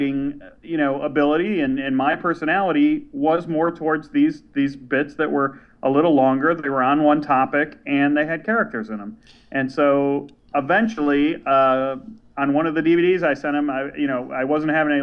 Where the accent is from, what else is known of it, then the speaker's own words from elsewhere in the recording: Chicago, Illinois, United States; moved away as an adult; also born or lived in San Francisco; I grew up in Chicago